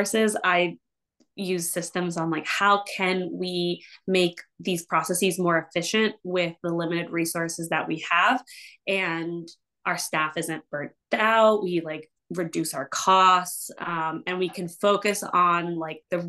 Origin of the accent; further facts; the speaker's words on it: New York, United States; also born or lived in Argentina / Washington, D.C. / Ecuador; I'm originally from Argentina. And I moved to the US when I was 5 to New York. Basically grew up in New York most of my life